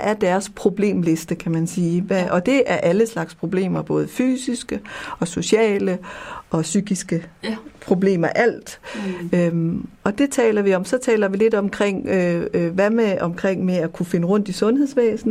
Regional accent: Copenhagen, Capital Region of Denmark, Denmark; moved away as an adult; also born or lived in West Africa; now in Jutland, Denmark; Jeg kommer fra København og er flyttet til Jylland

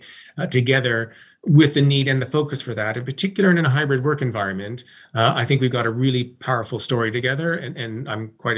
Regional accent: Toronto, Ontario, Canada; Yeah, I'm originally from Toronto, so I'm heading to Toronto on July 22nd and spend some time with my family and up at the cottage

